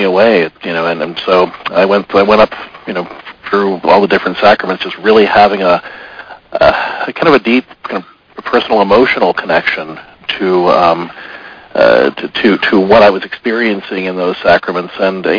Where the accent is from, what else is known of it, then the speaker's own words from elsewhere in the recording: Pittsburgh, Pennsylvania, United States; I was born in 1967 in Pittsburgh